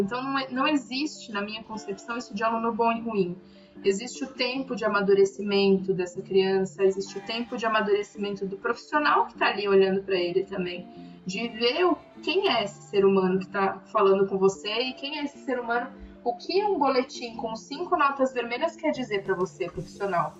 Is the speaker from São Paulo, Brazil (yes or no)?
yes; São Paulo, Brazil; a gente fala que é de São Paulo